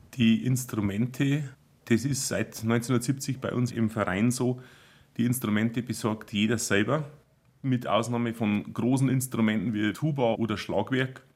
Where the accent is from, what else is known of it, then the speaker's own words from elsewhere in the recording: Bodenmais, Bavaria, Germany; accent: Upper Palatinate (Oberpfälzisch); Wir im Beaumont reden wir eher schon das Oberpfälzerische